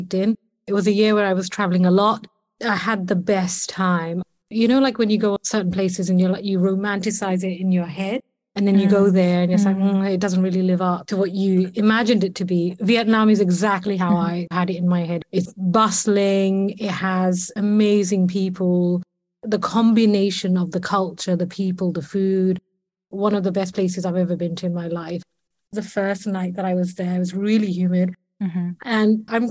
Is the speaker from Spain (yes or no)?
no; London, United Kingdom; I'm a Londoner through and through.